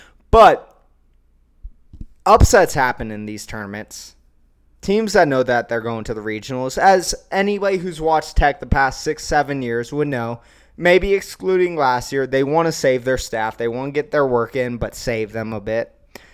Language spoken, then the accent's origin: English; Austin, Texas, United States; Yes, I'm from the Austin area. Yes, I grew up with a half-burned orange room with a UT fathead.